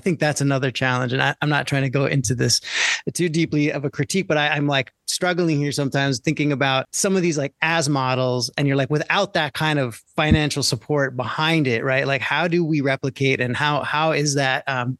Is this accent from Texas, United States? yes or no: no; Long Island, New York, United States; moved away; growing up on Long Island where I came from